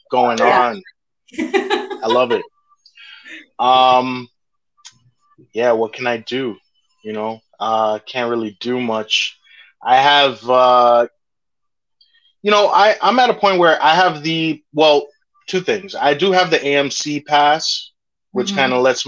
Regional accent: New York, United States; I'm a New Yorker

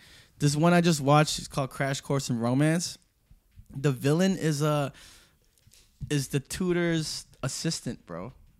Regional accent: New York, United States; I was born in New York.

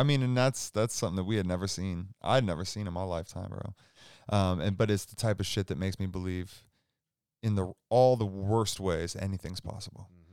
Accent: Seattle, Washington, United States; moved away as an adult; now in Spokane, United States; I'm from Seattle

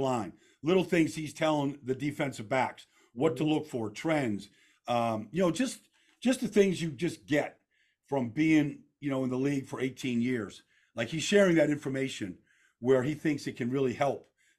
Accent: Pittsburgh, Pennsylvania, United States; Well, I was born in Pittsburgh, Vince, and my dad and mom are both from Pittsburgh. So growing up, you know, I was a Steeler fan.

